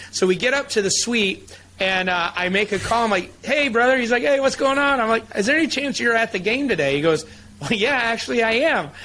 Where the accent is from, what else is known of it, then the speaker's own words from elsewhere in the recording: Michigan, United States; I grew up in Michigan